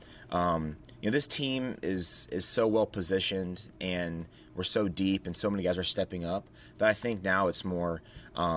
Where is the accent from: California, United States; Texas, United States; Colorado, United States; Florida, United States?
Florida, United States; Tampa; moved away; I'm from Tampa, Florida originally